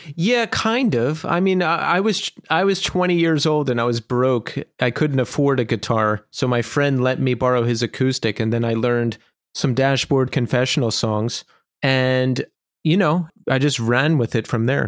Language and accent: English; Bucks County, Pennsylvania, United States; also born or lived in Philadelphia; So I grew up in Bucks County, and then I lived in Philadelphia for a long time.